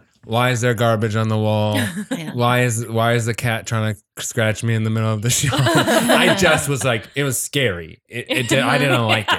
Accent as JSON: {"language": "English", "region": "Connecticut", "country": "United States", "tie": "born or raised there", "said": "I grew up in Connecticut."}